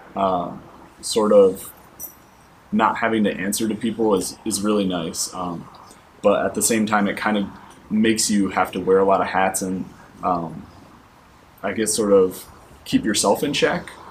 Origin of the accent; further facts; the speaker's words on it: Michigan, United States; also born or lived in Atlanta; now in San Diego, United States; I'm originally from Michigan